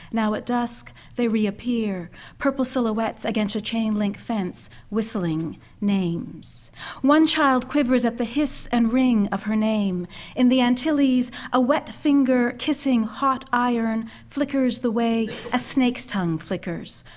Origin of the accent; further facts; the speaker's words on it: Canada; moved away; also born or lived in Montreal / Philadelphia / Providence, Rhode Island; grew up in Canada, left Montreal, and went to Philadelphia